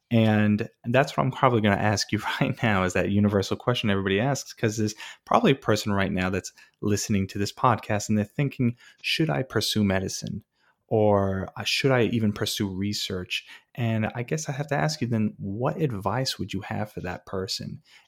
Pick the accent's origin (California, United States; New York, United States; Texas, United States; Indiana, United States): New York, United States; Wantagh; I'm from Long Island and I grew up right next to Jones Beach in Wantagh, and that's where I grew up.